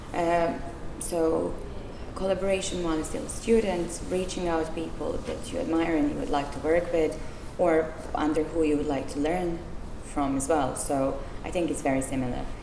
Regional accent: Serbia; moved away as an adult; also born or lived in Czech Republic / Belgium; now in United Kingdom; I'm from Serbia, and I used to live in Czech Republic, in Belgium, and in the UK.

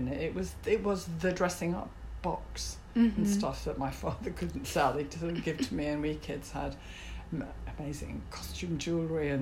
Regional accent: Yorkshire and the Humber, United Kingdom; Yorkshire. Yorkshire? Yeah, in the north of England.

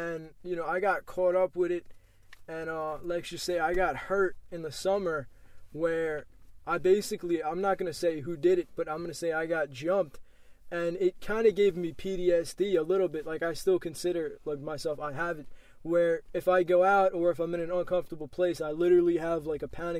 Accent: Lake Grove, New York, United States; I grew up in Lake Grove with my parents.

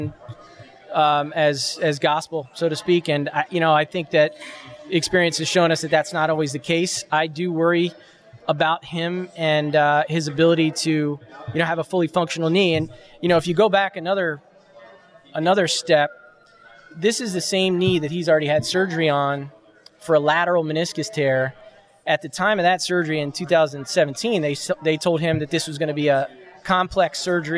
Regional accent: New Jersey, United States; came back home where I grew up here in New Jersey

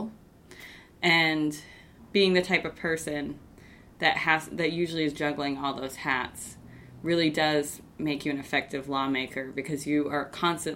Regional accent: Bangor, Maine, United States; I grew up in Bangor

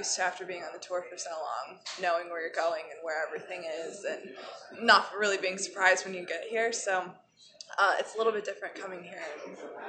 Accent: Florida, United States; growing up in Florida

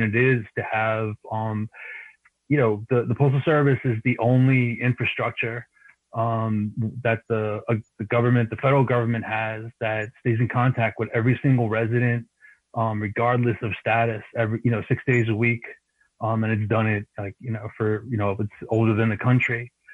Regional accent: New York City, New York, United States; I grew up in Queens

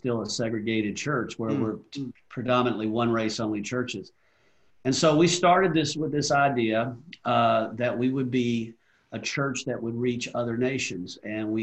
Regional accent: Atlanta, Georgia, United States; growing up in the South in Atlanta, Georgia

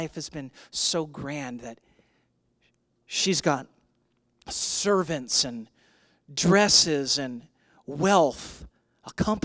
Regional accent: St. Louis, Missouri, United States; moved away as an adult; I'm from St. Louis. I'd spent the first 20 years of my life living in St. Louis.

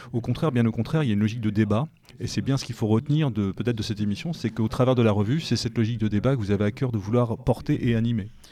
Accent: France; en tant que Français, en tout cas Européens de l'Ouest

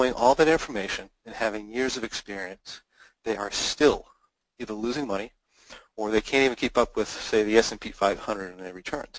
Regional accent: United States; as an American

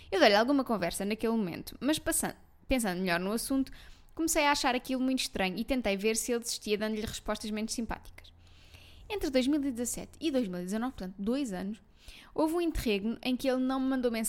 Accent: Malveira, Lisbon, Portugal; Que eu sou da Malveira.

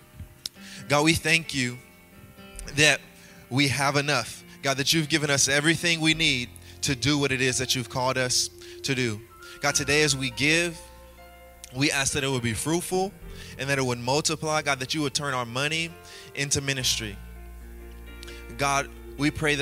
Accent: Louisiana, United States; I'm from Louisiana, and my mom raised me and my 8 other siblings

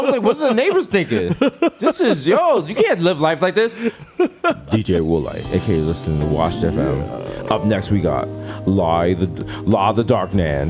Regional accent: Jamaica; as a Jamaican

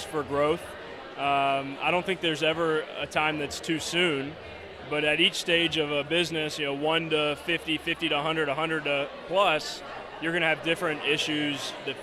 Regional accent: Memphis, Tennessee, United States; also born or lived in Chicago, Illinois; now in San Francisco, United States; Born and raised in Memphis, Tennessee

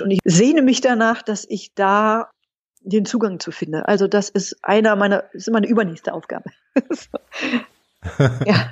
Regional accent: Berlin, Germany; als Berliner

